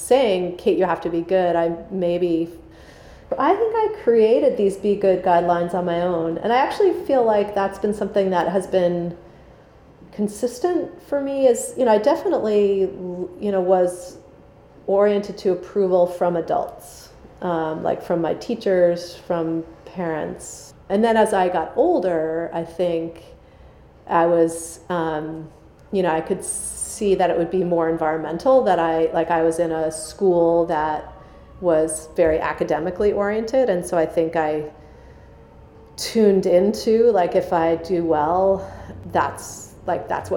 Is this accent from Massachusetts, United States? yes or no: yes; outside of Boston, Massachusetts, United States; I grew up outside of Boston